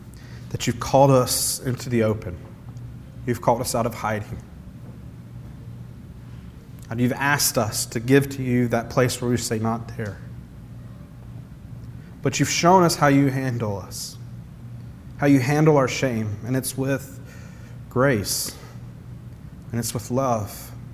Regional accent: the South, United States; as one of my mom's friends, and I'm from the South, but she said, you know, …, he sounds like a Yankee now.

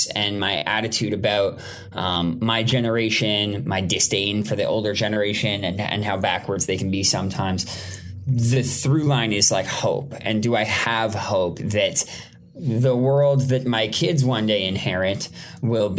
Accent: Toronto, Ontario, Canada; now in Los Angeles, United States; I grew up in Toronto, Canada. I live in Los Angeles, California.

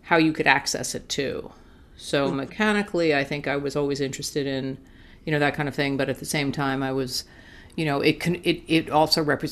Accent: Montclair, New Jersey, United States; I grew up in Montclair, New Jersey

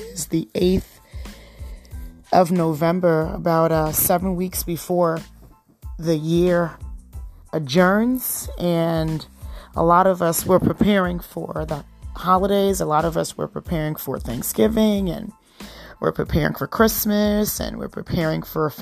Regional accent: Trinidad & Tobago; moved away; I was born in Trinidad. My husband was born here

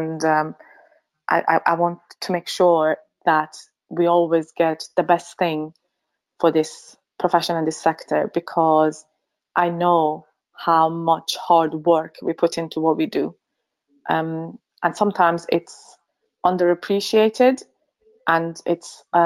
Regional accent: Finland; moved away as an adult; also born or lived in Sweden / Newcastle, United Kingdom; now in St Albans, United Kingdom; I am originally from Finland and I studied pharmacy in Sweden at Uppsala University.

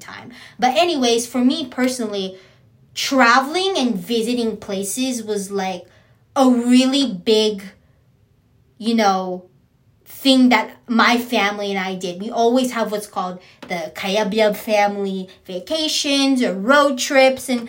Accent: San Diego, California, United States; also born or lived in San Bernardino / Riverside; I am San Diegan, born, raised, grew up, and proud.

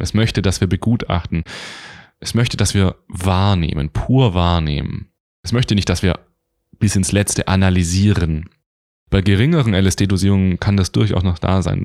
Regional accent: Stuttgart, Baden-Württemberg, Germany; also born or lived in Göppingen; Ich komme aus Deutschland, ich bin in Göppingen geboren, ich bin im Raum Stuttgart aufgewachsen

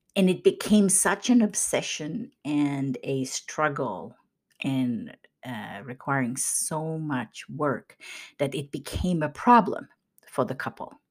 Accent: Kokkola, Central Ostrobothnia, Finland; moved away; my hometown in Karleby in Finland

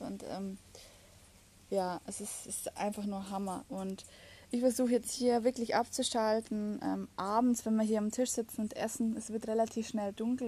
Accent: Germany; bei uns in Deutschland

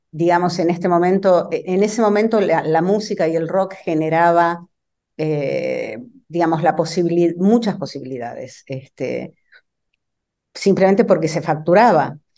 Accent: Argentina; now in Brooklyn, United States

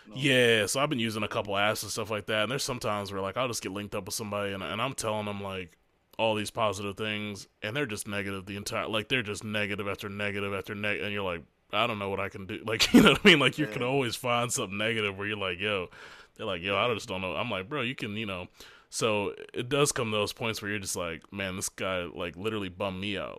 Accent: Hampton, Virginia, United States; moved away; where I was born in Hampton

